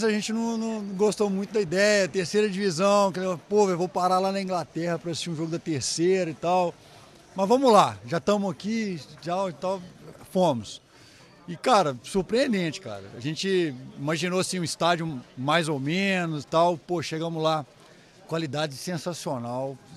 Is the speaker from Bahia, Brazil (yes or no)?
no; Viçosa, Minas Gerais, Brazil; Eu sou de Viçosa, Minas.